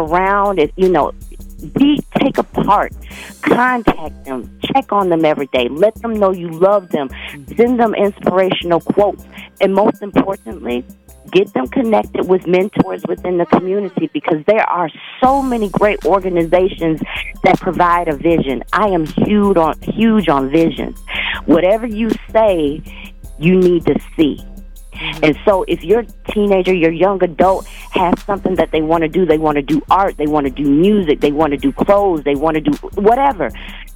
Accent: Alabama, United States; now in Minnesota, United States; I'm from Alabama, and that is my business line

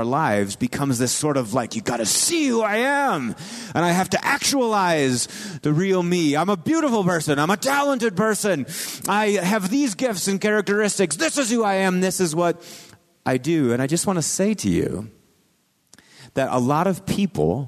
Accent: Marshfield, Wisconsin, United States; moved away; my hometown, Marshfield, Wisconsin

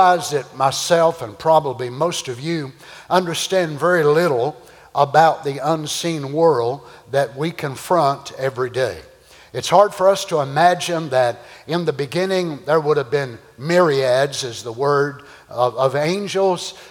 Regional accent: Kentucky, United States; I'm from Kentucky

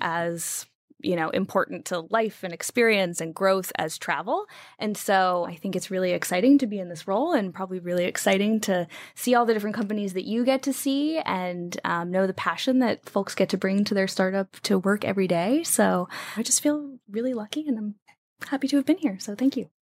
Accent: United States; also born or lived in New Jersey / Wheeling, West Virginia / Washington, D.C. area; now in Pacific Northwest, United States; grew up in, uh, New Jersey and Wheeling, West Virginia.

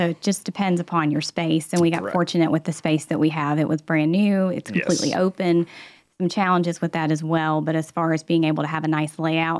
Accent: outside of Mooresville, North Carolina, United States; I was born right outside of Mooresville

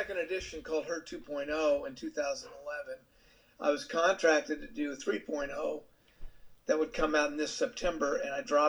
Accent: Gig Harbor, Washington, United States; now in Orange County, United States; And yet, Dee and I come from Gig Harbor, Washington, which is a lot like, in UK, in England.

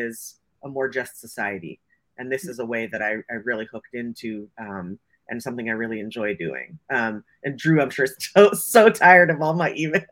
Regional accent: Silicon Valley, California, United States; I grew up here in Silicon Valley.

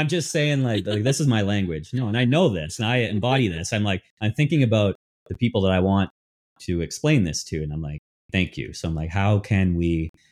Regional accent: Ontario, Canada; moved away as an adult; now in Vancouver, Canada; I'm I'm from Ontario. I've been here many years

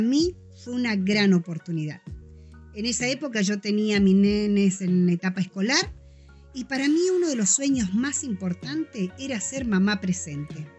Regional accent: Junín de los Andes, Neuquén, Argentina; moved away as an adult; now in Neuquén, Argentina; nací y me crié en Junín de los Andes, un pueblo de la provincia de Neuquén

